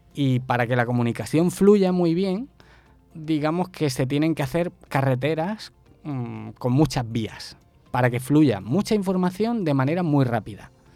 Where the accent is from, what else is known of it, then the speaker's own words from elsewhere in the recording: El Esparragal, Andalusia, Spain; accent: Andalusian (costeño equivalent in Spain); moved away as an adult; also born or lived in Málaga; now in Barranquilla, Colombia; yo soy original de un pueblecito que sería algo así como lo que aquí llamáis una vereda